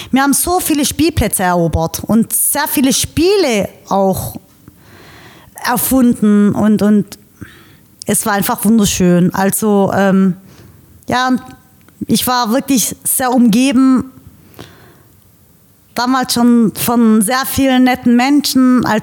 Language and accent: German; Schwäbisch Gmünd, Baden-Württemberg, Germany; Ich und meine zwei weiteren Brüder sind dann in Schwäbisch Gmünd im Margaretenhospital geboren. Aufgewachsen bin ich in der Pfeifergästle, das ist hinter der Boxgasse in dem Mutternhaus.